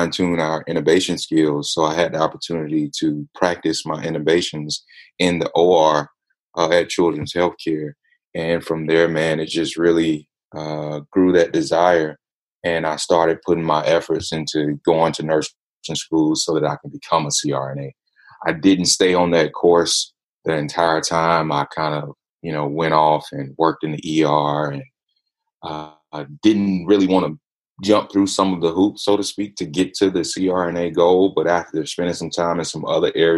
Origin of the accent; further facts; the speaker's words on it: Atlanta, Georgia, United States; I'm hailing from Atlanta, Georgia, ATL in the house